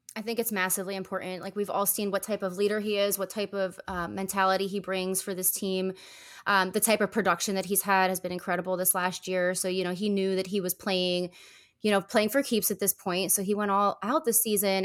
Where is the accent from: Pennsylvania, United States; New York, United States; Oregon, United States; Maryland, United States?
Pennsylvania, United States; Easton; moved away as an adult; also born or lived in Philadelphia, Pennsylvania; now in Naples, United States; we grew up in Pennsylvania